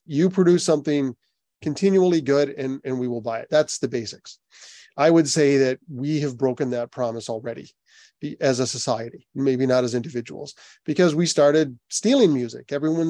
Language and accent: English; Toronto, Ontario, Canada; when the Toronto shows, I'm from Toronto, when the Toronto shows were announced